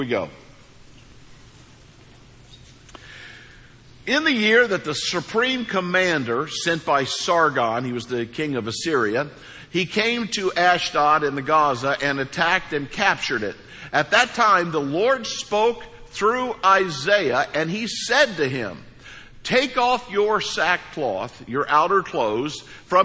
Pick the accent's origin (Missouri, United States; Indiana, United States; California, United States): Missouri, United States; East Central; moved away as an adult; now in Florida, United States; I grew up in East Central Missouri.